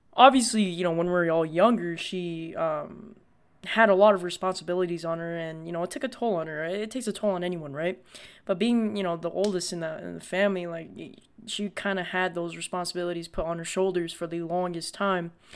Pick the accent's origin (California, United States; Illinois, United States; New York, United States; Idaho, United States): California, United States; Los Angeles; I was born in America, I was born in Los Angeles in the Good Samaritan Hospital